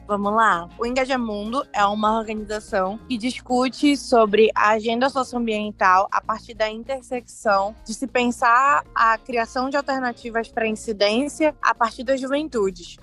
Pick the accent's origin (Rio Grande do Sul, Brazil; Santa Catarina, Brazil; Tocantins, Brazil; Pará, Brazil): Pará, Brazil; Belém; sou de Belém, é, de Coraci, um distrito a mais ou menos uma hora da cidade de Belém